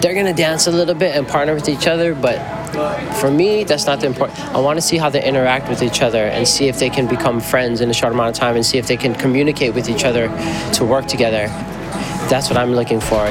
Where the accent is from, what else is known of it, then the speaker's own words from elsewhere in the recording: Los Angeles, California, United States; I'm from Los Angeles, and I'm here in Paris